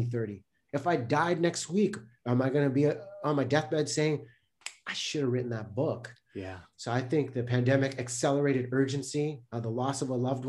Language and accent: English; Delta, British Columbia, Canada; I grew up in North Delta, British Columbia